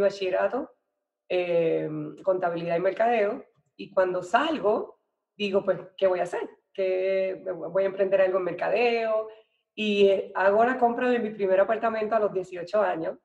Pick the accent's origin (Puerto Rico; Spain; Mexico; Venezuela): Puerto Rico; Naranjito; also born or lived in Ponce, Puerto Rico / San Juan, Puerto Rico; yo soy de Puerto Rico, nací en, una ciudad que se llama Ponce, pero me crié en un pueblito así, o mi mamá, mis papás se divorciaron y yo me fui para el pueblito que se llama Naranjito